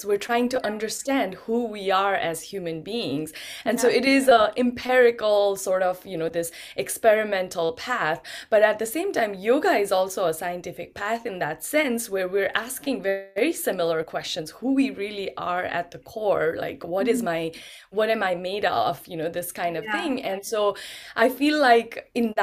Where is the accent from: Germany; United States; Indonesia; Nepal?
Nepal; I was born in Nepal. I grew up in Nepal